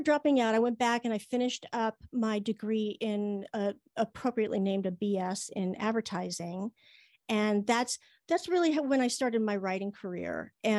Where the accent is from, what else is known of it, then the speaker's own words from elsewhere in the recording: Japan; born there; also born or lived in England; Yeah, I was born in Japan, and I lived in England.